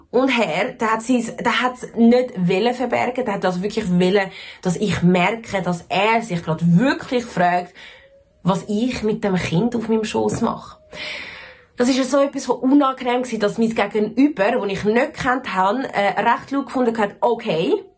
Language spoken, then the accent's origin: German; Switzerland; accent: Swiss German; also born or lived in Zurich; ich bin in der Schweiz tatsächlich geboren und aufgewachsen und ja, ich rede akzentfrei Schweizerdeutsch